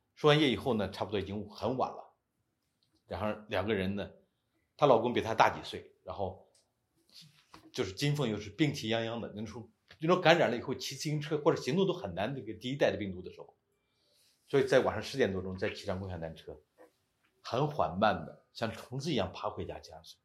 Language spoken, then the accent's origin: Chinese; China; moved away as an adult; 我们都是中国人